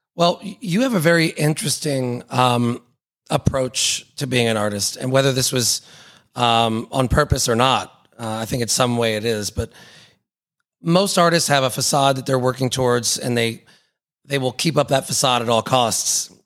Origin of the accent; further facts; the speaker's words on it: Atlanta, Georgia, United States; I'm from Atlanta